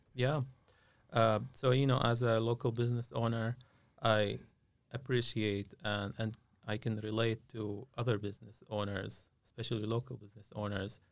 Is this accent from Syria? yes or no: yes; Syria; moved away as an adult; now in Concord, United States; I, uh, grew up in Syria